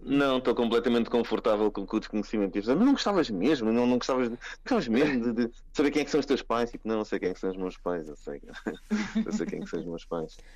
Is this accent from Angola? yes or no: no; Cascais, Lisbon, Portugal; nasci em Cascais